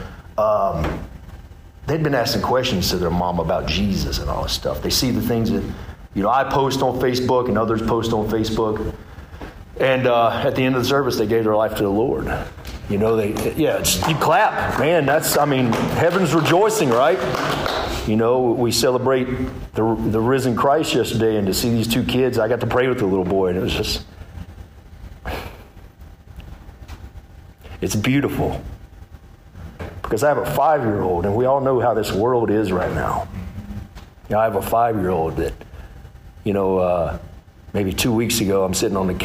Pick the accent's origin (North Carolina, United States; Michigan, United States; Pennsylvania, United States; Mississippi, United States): North Carolina, United States; Hickory; moved away as an adult; now in Mooresville, United States; I'm from Hickory. Little small town kid grew up, or small town boy grew up in Hickory, North Carolina